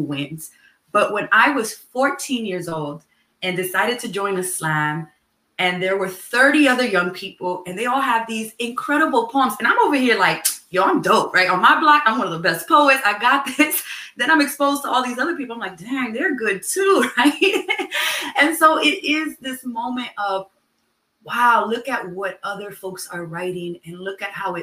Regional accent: New York City, New York, United States; I grew up in Manhattan, in New York City, in a neighborhood that has had many different names and is currently called Morningside Heights

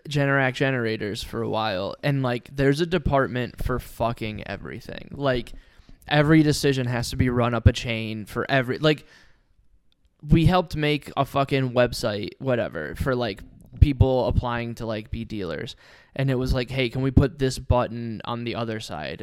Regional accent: Ohio, United States; I grew up in Ohio.

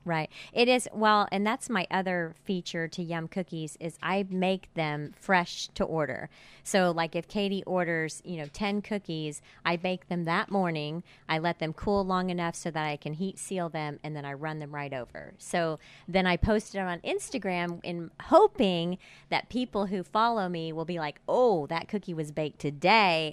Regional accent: Tulsa, Oklahoma, United States; grew up in Tulsa

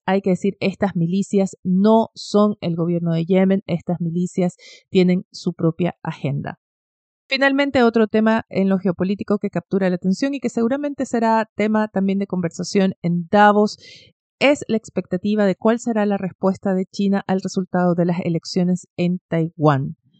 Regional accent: Ecuador; now in Chile; en Ecuador, mi país natal

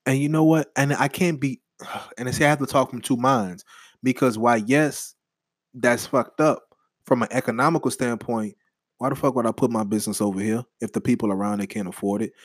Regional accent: New Orleans, Louisiana, United States; now in Texas, United States; I'm from New Orleans

